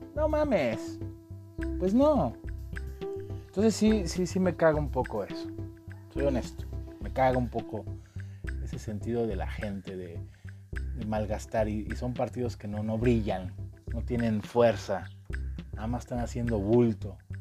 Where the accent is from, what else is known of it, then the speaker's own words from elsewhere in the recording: Mexico; nosotros como mexicanos